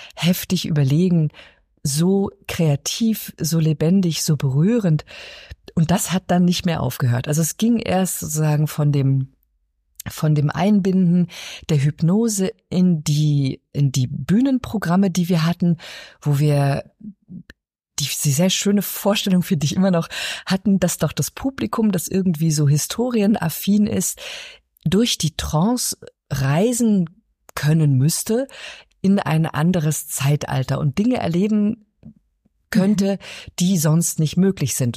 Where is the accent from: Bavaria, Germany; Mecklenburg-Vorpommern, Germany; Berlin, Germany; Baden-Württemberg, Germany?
Berlin, Germany; Ich bin in Ostberlin aufgewachsen